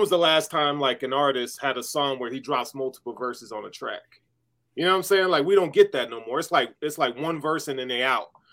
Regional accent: the South, United States; I grew up in the South

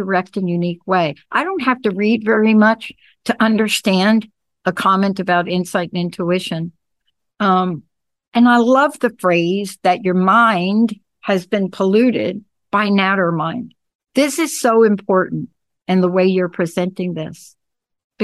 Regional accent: New York, United States; now I'm a girl from New York

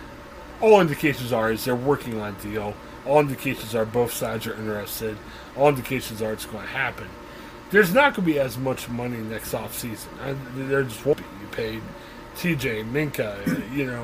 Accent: Ohio, United States; moved away; We're the Ohio guys. We're originally from Ohio.

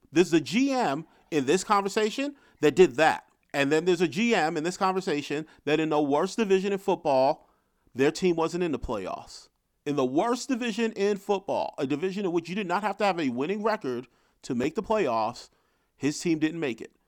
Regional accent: New York, United States; being a New Yorker

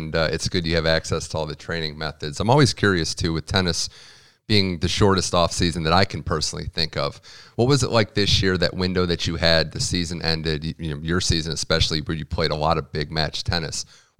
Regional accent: Midwest, United States; I'm from the Midwest as well. Like, it gets hot in the summer.

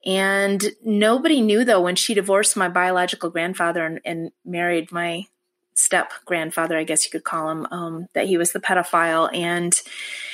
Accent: Michigan, United States; I was born in Michigan, and that's where I was raised as well

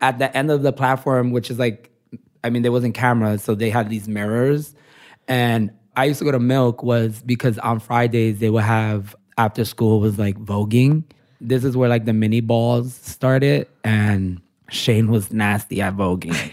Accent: New York City, New York, United States; I'm born and raised in Williamsburg

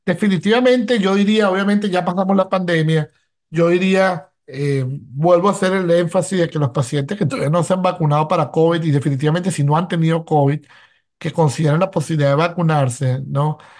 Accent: Venezuela; now in Philadelphia, United States; como médico venezolano

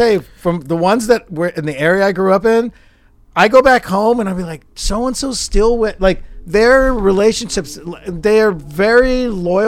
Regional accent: San Joaquin Valley, California, United States; now in Los Angeles, United States; I grew up in the San Joaquin Valley

